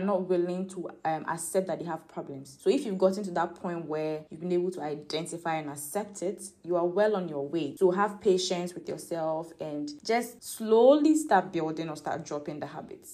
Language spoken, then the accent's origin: English; Ghana; my upbringing as a Ghanaian, as an African.